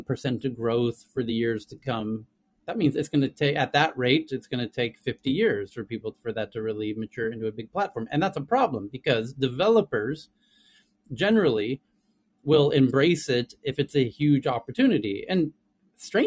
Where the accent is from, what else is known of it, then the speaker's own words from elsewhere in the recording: Southern California, United States; accent: Southern California; first language English; now in Asia; as a native, I probably have the accent that is most recognizable and the first to be trained on these platforms, which is kind of Southern California accent